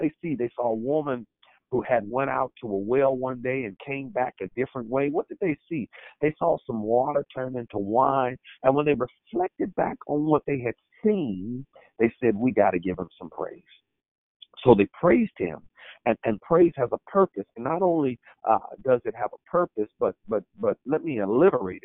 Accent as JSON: {"language": "English", "town": "Oakland", "region": "California", "country": "United States", "tie": "born or raised there", "said": "I am from Oakland, California"}